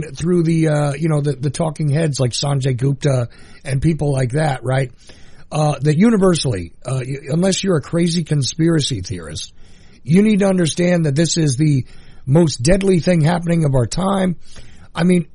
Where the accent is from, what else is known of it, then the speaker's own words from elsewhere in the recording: United States; also born or lived in New York / New Jersey; now in Macon, Georgia, United States; I grew up in New York, New Jersey